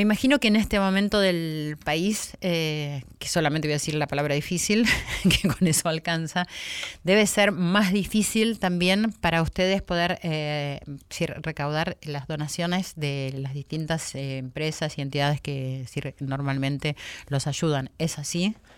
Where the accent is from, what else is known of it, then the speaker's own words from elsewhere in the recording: Argentina; nos pasa a los argentinos